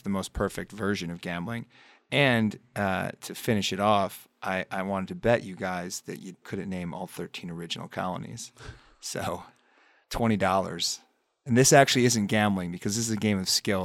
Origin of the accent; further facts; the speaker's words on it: upstate New York, United States; I grew up in a town in upstate New York that was pretty much in the middle of the state